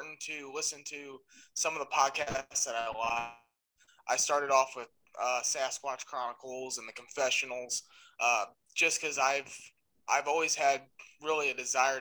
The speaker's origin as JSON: {"language": "English", "area": "just south of St. Louis", "region": "Missouri", "country": "United States", "said": "I'm from St. Louis, just south of St. Louis, Missouri"}